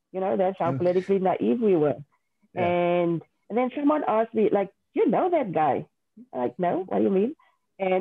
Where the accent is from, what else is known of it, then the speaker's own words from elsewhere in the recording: Bonnievale, Western Cape, South Africa; first language Afrikaans; English is a second language; also born or lived in Worcester; I went to high school in Worcester. I'm from Bonnieville originally. So I'm an Afrikaans girl. And so I knew nothing else other than speaking Afrikaans